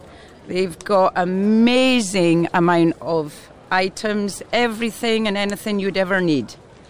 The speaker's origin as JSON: {"language": "English", "region": "Scotland", "country": "United Kingdom", "said": "I'm from Scotland"}